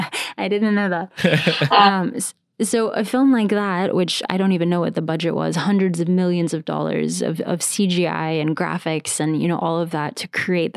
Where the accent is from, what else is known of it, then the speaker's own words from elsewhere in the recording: Bahrain; also born or lived in United States / Saudi Arabia; We moved around a lot growing up. So I was born in the States, and then we moved to... I did middle school in Jeddah. I did high school in Bahrain.